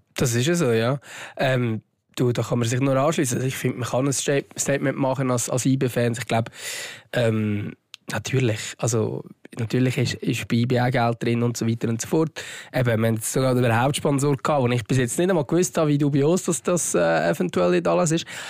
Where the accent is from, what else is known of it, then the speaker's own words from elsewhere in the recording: Switzerland; dass wir hier in der Schweiz geboren sind